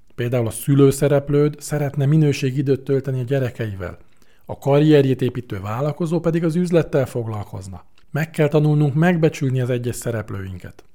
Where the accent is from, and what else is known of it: Hungary